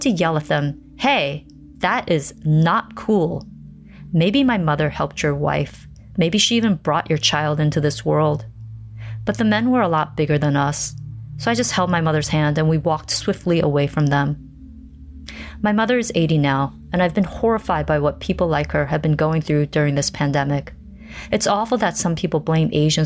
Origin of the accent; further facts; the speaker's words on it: South Korea; now in Seattle, United States; I'm originally from South Korea.